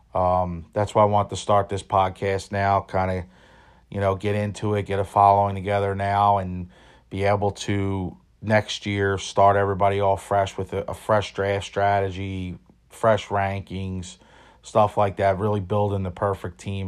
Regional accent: Philadelphia, Pennsylvania, United States; born and raised in Philadelphia

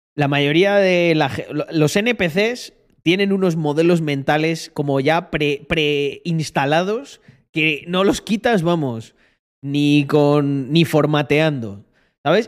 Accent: Almendralejo, Extremadura, Spain; moved away as an adult; also born or lived in Barcelona; Almendralejo, yo creo que vuelvo dentro de 20 años y está igual

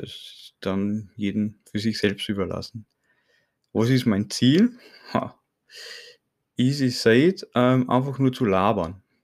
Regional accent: Burgenland, Austria; durch meinen Akzent, ich bin aus Österreich, ne, aus dem Burgenland

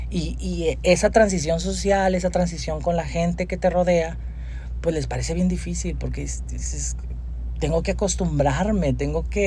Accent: Durango, Mexico; yo no soy de aquí yo soy de Durango yo nací en Durango

